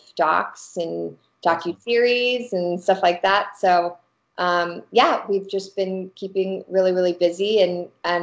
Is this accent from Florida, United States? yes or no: no; Arkansas, United States; now in Los Angeles, United States; I'm from Arkansas originally, my family, and I love Arkansas as a state to shoot